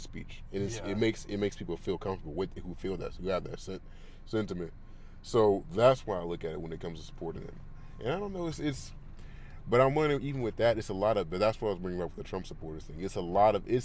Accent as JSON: {"language": "English", "region": "California", "country": "United States", "tie": "born or raised there", "said": "I grew up in California"}